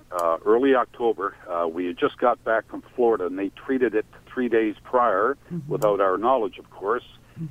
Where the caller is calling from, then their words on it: Oakville, Ontario, Canada; I'm calling from Oakville as well.